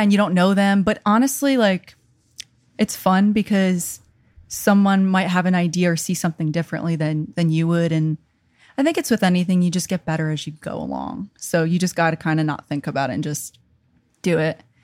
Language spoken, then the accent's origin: English; New York, United States; accent: New York; moved away as an adult; also born or lived in Connecticut / Virginia Beach; I'm from New York. I went to school in Connecticut.